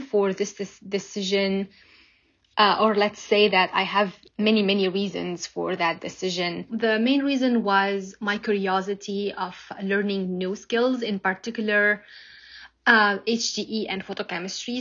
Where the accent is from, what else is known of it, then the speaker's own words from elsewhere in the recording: Lebanon; moved away as an adult; now in United States; I'm originally from Lebanon. I did my bachelor and master's degree over there, and then I moved to the States